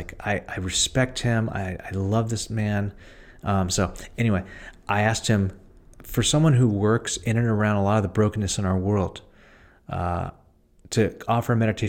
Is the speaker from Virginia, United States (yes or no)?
no; San Francisco, California, United States; Actually, born and raised in San Francisco, went to Lowell High School.